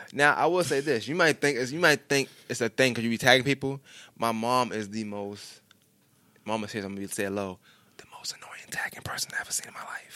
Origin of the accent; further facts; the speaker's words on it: New York City, New York, United States; I'm from New York. I just, we never left Brooklyn.